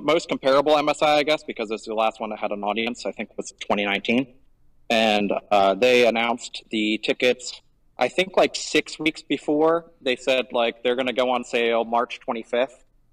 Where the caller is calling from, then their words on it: Gwangju, South Korea; I am calling from a cafe in Gwangju, South Korea.